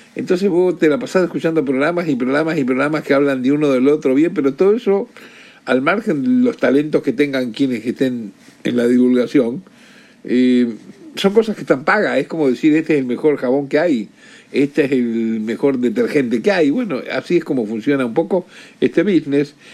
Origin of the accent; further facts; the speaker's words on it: Rosario, Santa Fe, Argentina; yo era chico, eh, niñito y hasta adolescente, desde Rosario, de donde soy